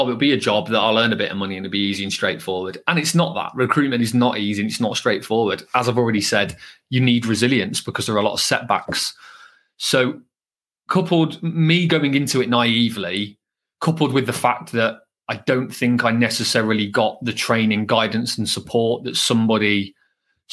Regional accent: Birmingham, West Midlands, United Kingdom; accent: Brummie; my Brummie accent, being from Birmingham, was a lot thicker

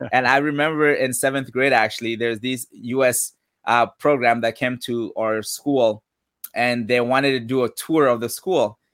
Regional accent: Mali; now in United States; Born and raised in West Africa, Mali

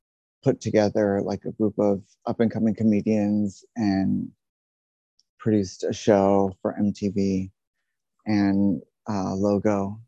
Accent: San Diego, California, United States; because my father was in the military, so I grew up in San Diego.

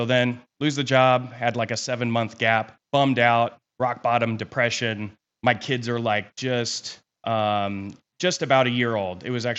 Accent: Kansas, United States; also born or lived in California; So, I was born in California. We kind of hopped around a little bit as a kid. We landed in Kansas, in high school. So I've been here for 23 years.

